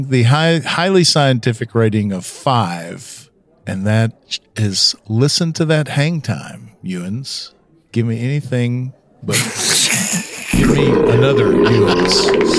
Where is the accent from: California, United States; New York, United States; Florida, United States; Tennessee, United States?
Tennessee, United States; I'm from Tennessee